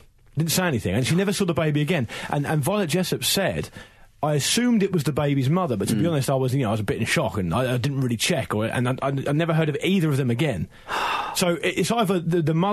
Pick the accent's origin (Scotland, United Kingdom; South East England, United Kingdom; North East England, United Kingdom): South East England, United Kingdom; Portsmouth; I am from Portsmouth